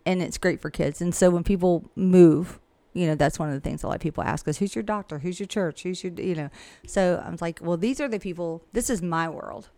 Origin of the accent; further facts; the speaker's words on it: Millen, Georgia, United States; I've lived here forever, and I can pretty much tell you anybody anything about this area, and I'm from Millen